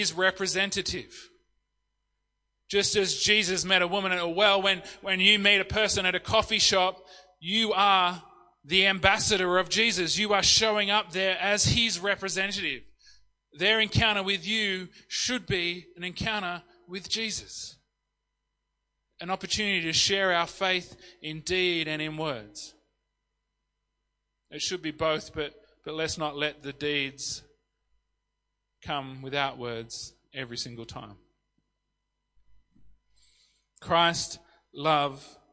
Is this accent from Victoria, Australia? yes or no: no; country New South Wales, Australia; also born or lived in Sydney, Australia / Yass, Australia; I'm a country New South Wales boy, but I experienced a time in Sydney for 14 years before I moved here with my family.